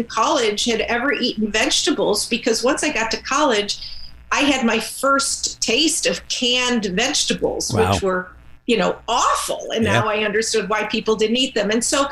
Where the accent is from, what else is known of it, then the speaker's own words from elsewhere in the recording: Cleveland, Ohio, United States; my experience of wanting to be an active girl in growing up in Cleveland, Ohio